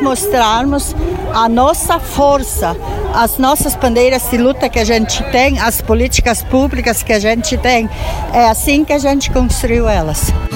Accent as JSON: {"language": "Portuguese", "area": "São José do Hortêncio, Vale do Caí", "region": "Rio Grande do Sul", "country": "Brazil", "said": "eu sou de São José Tortêncio, a regional Vale do Caí, lá do Rio Grande do Sul"}